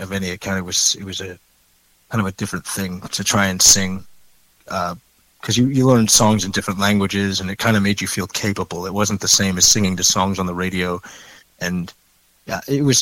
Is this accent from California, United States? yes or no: no; Baltimore, Maryland, United States; moved away as an adult; also born or lived in Ohio; now in Seattle, United States; I grew up in Baltimore